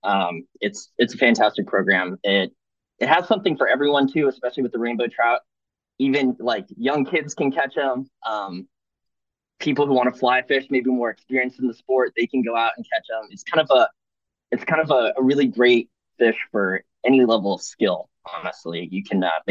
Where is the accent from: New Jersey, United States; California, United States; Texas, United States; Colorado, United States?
Texas, United States; San Antonio; I'm from San Antonio